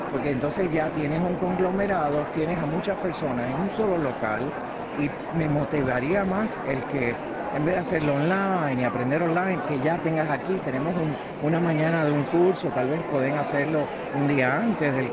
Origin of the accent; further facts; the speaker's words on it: Puerto Rico; also born or lived in Cuba; now in Connecticut, United States; Yo soy de Puerto Rico porque me considero puertorriqueño de San, como decir, de corazón, pero soy cubano de nacimiento porque de Cuba pues llegamos a Puerto Rico. Vivo en Connecticut